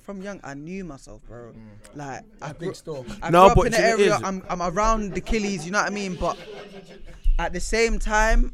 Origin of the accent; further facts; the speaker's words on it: London, United Kingdom; I was born and raised in Islington